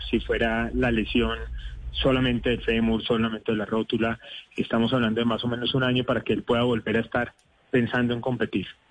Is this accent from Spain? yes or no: no; Colombia; como cualquier colombiano